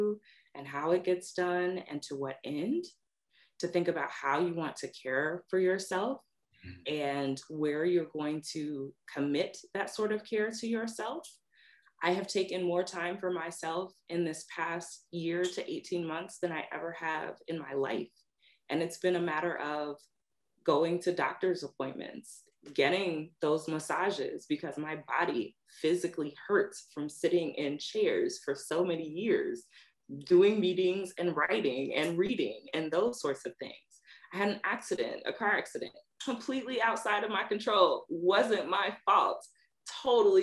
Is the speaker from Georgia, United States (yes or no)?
no; Lexington, Kentucky, United States; moved away; also born or lived in Virginia; growing up in Lexington, Kentucky